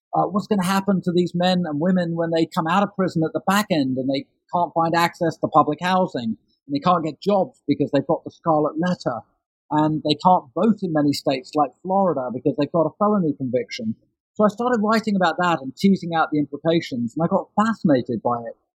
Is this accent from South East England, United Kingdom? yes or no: no; London, United Kingdom; I grew up in London in the 1970s and 1980s